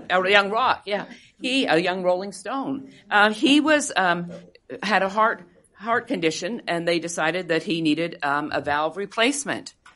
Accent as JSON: {"language": "English", "country": "Canada", "tie": "born or raised there", "moved": "yes", "said": "I am Canadian. I grew up under single payer healthcare."}